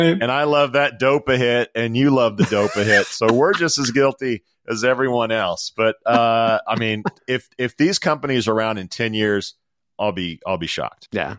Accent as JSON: {"language": "English", "country": "United States", "said": "as an American, my whole life"}